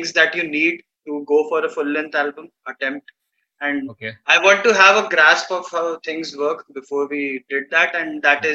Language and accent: English; Bhopal, Madhya Pradesh, India; also born or lived in Pune / Indore; I am from Bhopal.